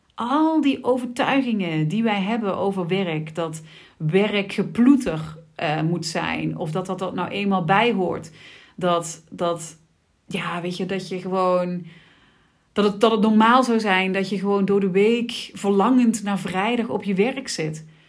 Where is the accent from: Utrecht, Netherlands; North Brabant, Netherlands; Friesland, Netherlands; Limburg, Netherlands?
Limburg, Netherlands; Sittard; ik ben eh, geboren en getogen in Sittard